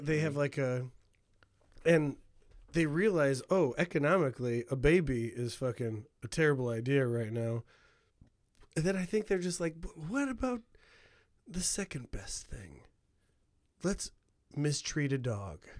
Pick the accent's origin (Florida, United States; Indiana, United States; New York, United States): Indiana, United States; Hammond; I grew up in Hammond, Indiana